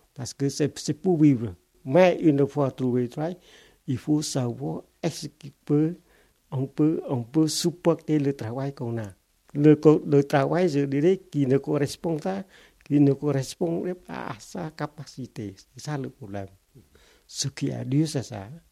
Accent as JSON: {"language": "French", "country": "Cambodia", "also_born_or_lived": "Phnom Penh, Cambodia", "second_language": "French", "moved": "as an adult", "lives_now": "Toulouse, France", "said": "moi et une, autre Cambodgienne"}